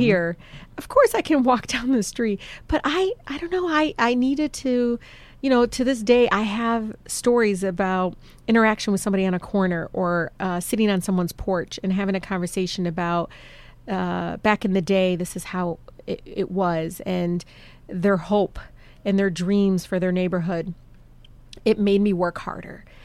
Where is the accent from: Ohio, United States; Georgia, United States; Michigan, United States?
Michigan, United States; Detroit; I grew up in Southwest.